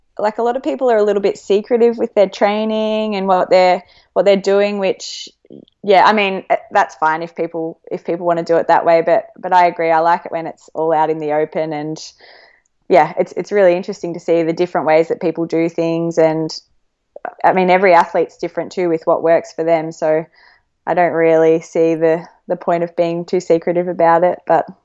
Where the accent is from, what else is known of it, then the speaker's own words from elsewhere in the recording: Australia; I think all Australian runners probably follow the American scene